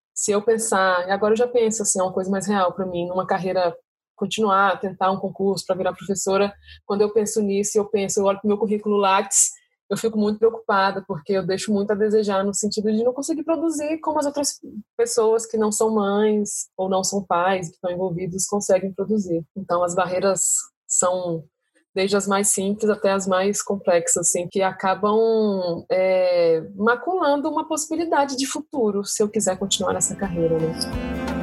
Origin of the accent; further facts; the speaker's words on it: Brasília, Federal District, Brazil; sou de Brasília, nasci aqui, vivo aqui desde então, há 36 anos